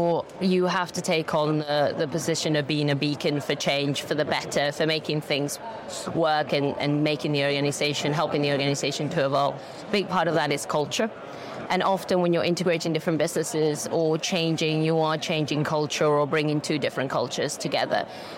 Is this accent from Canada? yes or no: no; Spain; moved away; So I'm originally from Spain, but I've lived here for 25, 20, 30 odd years.